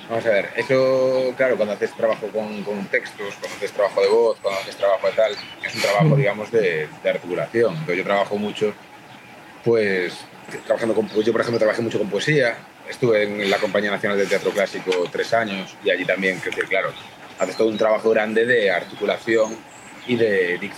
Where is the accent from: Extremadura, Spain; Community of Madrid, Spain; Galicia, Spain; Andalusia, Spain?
Galicia, Spain; accent: Galician; Yo empecé yo trabajo más porque tengo acento gallego